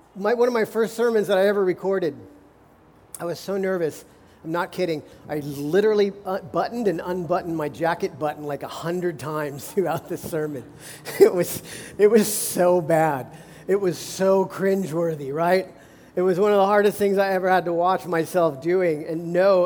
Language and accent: English; United States; as American Christians